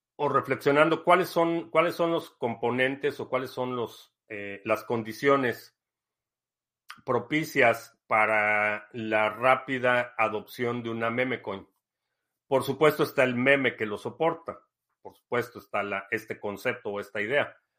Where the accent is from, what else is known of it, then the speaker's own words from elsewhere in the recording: Mexico; moved away as an adult; also born or lived in Mexico City / Spain; now in United States; yo siendo mexicano que está acá en Estados Unidos